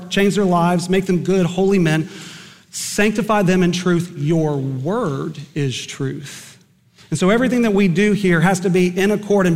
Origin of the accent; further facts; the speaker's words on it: Eden, Oklahoma, United States; Growing up in Eden, Oklahoma